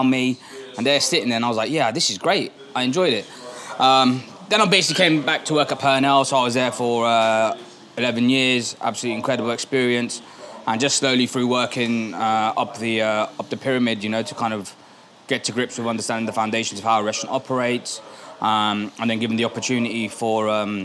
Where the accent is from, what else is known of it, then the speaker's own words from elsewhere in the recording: Birmingham, West Midlands, United Kingdom; We're from Birmingham